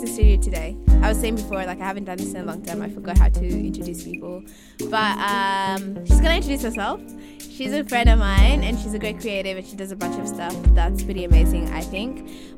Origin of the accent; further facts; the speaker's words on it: Kenya; moved away as an adult; we're both from Kenya and we moved here to study